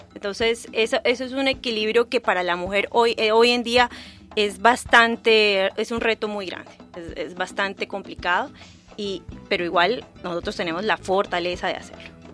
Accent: San Andrés, San Andrés and Providencia, Colombia; moved away; Vengo de Colombia y nací en una isla, una de las pocas islas del Caribe colombiano que se llama San Andrés.

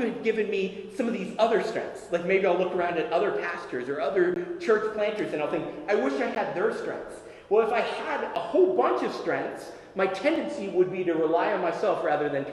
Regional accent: Tennessee, United States; When I was a boy, I was growing up in Tennessee

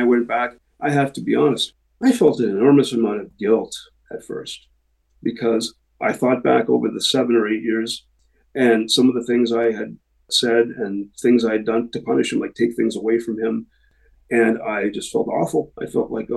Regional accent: Canada; We are Canadian. We formed in a city called Guelph, Ontario

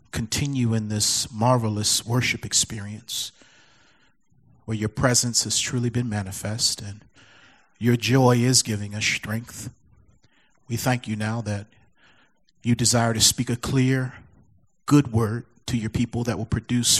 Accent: Baltimore, Maryland, United States; moved away; my hometown, Baltimore, Maryland

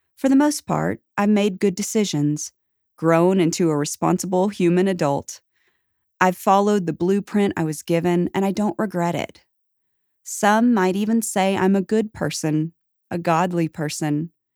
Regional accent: the Bible Belt, United States; I was born in the Bible Belt, raised in a middle-class family of four

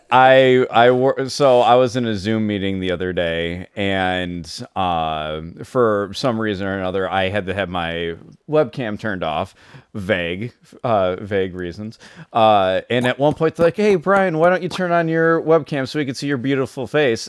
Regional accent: Wisconsin, United States; moved away as an adult; now in Michigan, United States; in my hometown

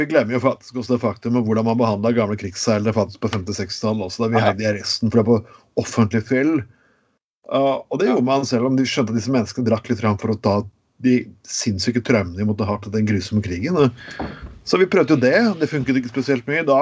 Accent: Skien, Telemark, Norway; Jeg husker jeg vokste, jeg vokste opp på 90-tallet, og jeg vokste opp i Skien, der det var regulering ganske kraftig.

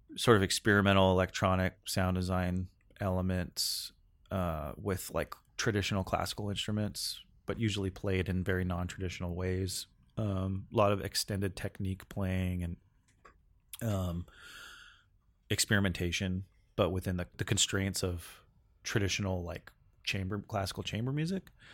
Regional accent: Northern California, United States; moved away as an adult; now in Seattle, United States; I grew up in Cal, Northern California, and I moved to Seattle in two thousand

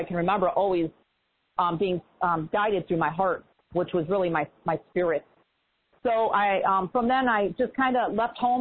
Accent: Chicago, Illinois, United States; moved away; also born or lived in East Coast; I'm originally from Chicago

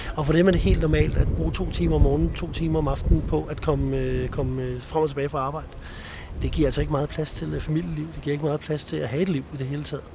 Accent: Copenhagen, Capital Region of Denmark, Denmark; det bekymrer mig som københavner

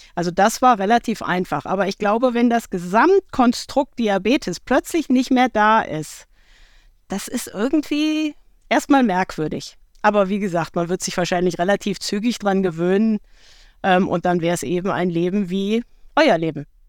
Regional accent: Marburg, Hesse, Germany; in meiner Heimatstadt ist die Blindenstudienanstalt. Das heißt, ich habe sehr viele Menschen ähm, mit fehlendem Sehvermögen hier in meiner Kindheit auch erlebt.

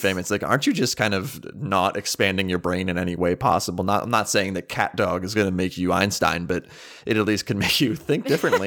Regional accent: Townville, United States; my hometown was literally called Townville

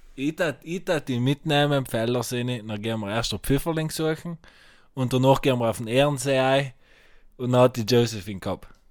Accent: South Tyrol, Trentino-Alto Adige, Italy

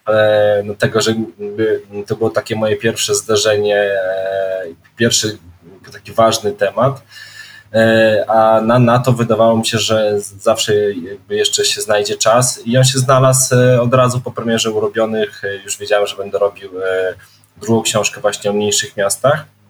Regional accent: Krasnystaw, Lublin Voivodeship, Poland; moved away as an adult; urodziłem się w takim e, małym można powiedzieć, miasteczku, mieście e, dwudziestoparotysięcznym e, na Lubelszczyźnie, to Krasnystaw

